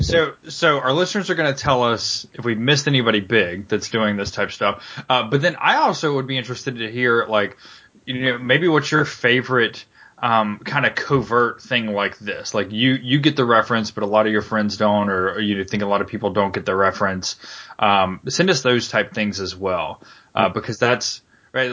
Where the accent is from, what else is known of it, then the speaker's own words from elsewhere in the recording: Charlotte, North Carolina, United States; I grew up in Charlotte